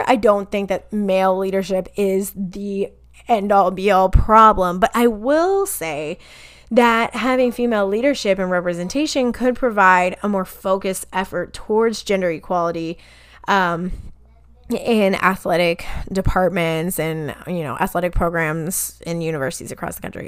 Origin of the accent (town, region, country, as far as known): Kansas, United States; born or raised there